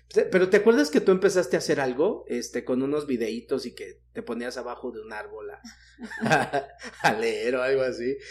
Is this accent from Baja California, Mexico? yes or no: no; Mexico City, Mexico; yo que soy de la Ciudad de México